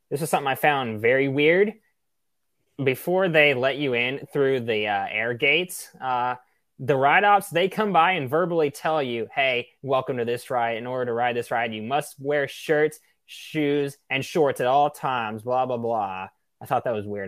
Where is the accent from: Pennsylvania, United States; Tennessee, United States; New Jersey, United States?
Tennessee, United States; my home state